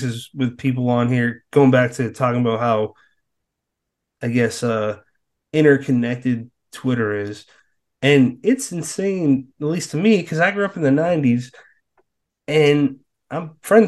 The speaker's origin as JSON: {"language": "English", "region": "Massachusetts", "country": "United States", "moved": "yes", "said": "I'm from Massachusetts"}